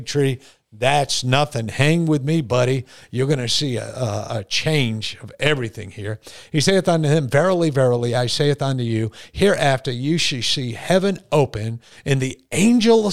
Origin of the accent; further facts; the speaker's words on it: Voluntown, Connecticut, United States; when I was a kid, I came from a little town called Voluntown.